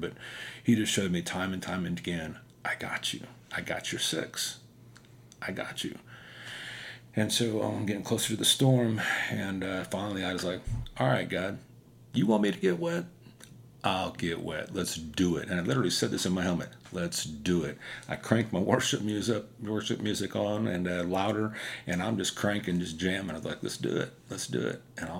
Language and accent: English; Wyandotte County, Kansas, United States; I'm from Wyandotte County, so I'm a little bit slow